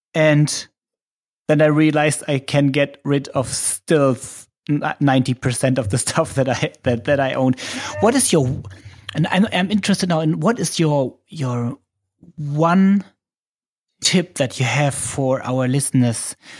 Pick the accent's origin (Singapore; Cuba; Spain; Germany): Germany; accent: German; English is a second language; it might be my German accent.